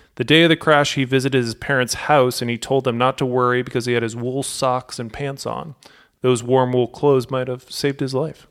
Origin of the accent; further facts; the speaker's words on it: St. Louis, Missouri, United States; I grew up in Saint Louis